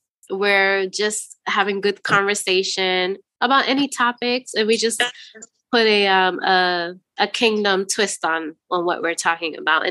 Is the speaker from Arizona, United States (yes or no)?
no; New York City, New York, United States; also born or lived in Chicago; now in Wisconsin, United States; I didn't. I'm actually a transplant. So if you're going way, way back, we're going back to New York City. And then I was in Chi-Town. What up, Chi-Town? I was Chicago.